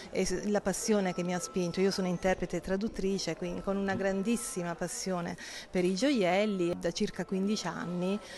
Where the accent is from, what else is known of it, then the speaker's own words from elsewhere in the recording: Taranto, Apulia, Italy; per me un sogno era fare un evento nella mia città, perché anche se sono tarantina ho iniziato a lavorare a Milano, Monte Carlo, Firenze e a Taranto purtroppo ancora no